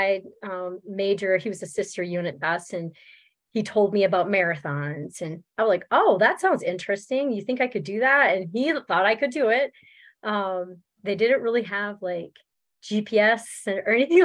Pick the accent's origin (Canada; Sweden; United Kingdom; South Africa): Canada; New Brunswick; also born or lived in Germany; now in Minnesota, United States; I'm originally from Canada. From New Brunswick. Yes. I am. That's where I was born and raised